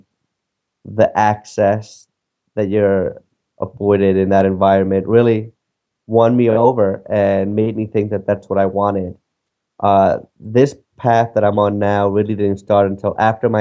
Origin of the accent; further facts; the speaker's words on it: New York City, New York, United States; also born or lived in Dominican Republic; I am Dominican, who's been living in New York for well over 20 years now